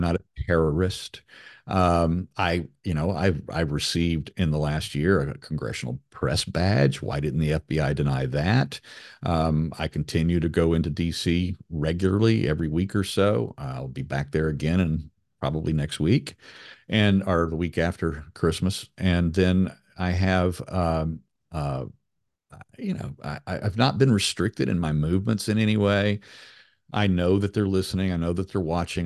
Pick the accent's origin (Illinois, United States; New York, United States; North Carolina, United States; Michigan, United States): North Carolina, United States; Raleigh; my hometown of Raleigh, North Carolina, where I'm sitting right now